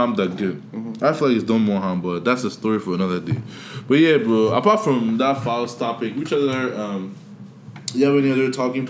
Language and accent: English; Nigeria; now in United States; I'm from Nigeria